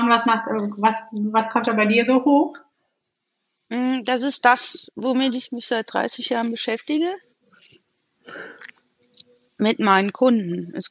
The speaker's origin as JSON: {"language": "German", "town": "Essen", "region": "North Rhine-Westphalia", "country": "Germany", "tie": "born there", "said": "Geboren in Essen."}